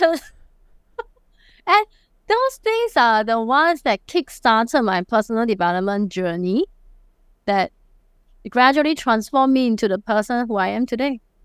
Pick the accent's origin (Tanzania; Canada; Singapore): Singapore; accent: Singlish; I'm a true blue Singaporean